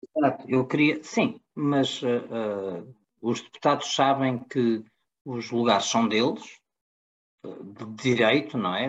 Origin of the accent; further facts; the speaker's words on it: Portugal; eu, como português